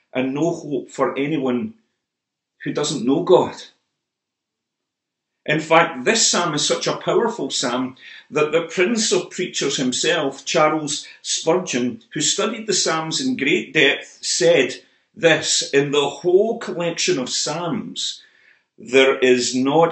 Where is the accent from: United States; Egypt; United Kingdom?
United Kingdom; Motherwell, Scotland; Motherwell, my hometown